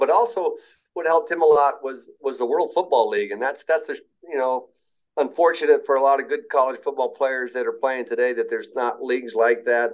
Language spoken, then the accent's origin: English; Tri-Cities, Washington, United States; I was from the Tri City